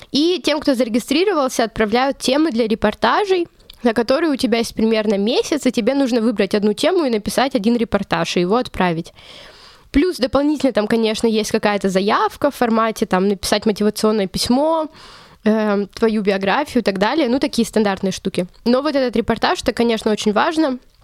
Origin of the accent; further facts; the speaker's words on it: Chelyabinsk, Chelyabinsk Oblast, Russia; moved away as an adult; also born or lived in Saint Petersburg; now in Munich, Germany; Я вообще сама из Челябинска, я выросла там, школу закончила